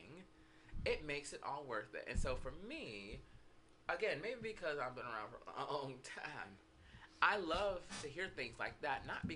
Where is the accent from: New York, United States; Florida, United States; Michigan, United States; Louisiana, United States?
Florida, United States; now in San Francisco, United States; I'm from Florida.